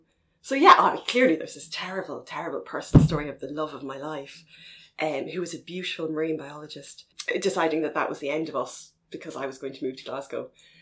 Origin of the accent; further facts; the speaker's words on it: Galway, Connacht, Ireland; moved away; I'm originally from Galway in the west of Ireland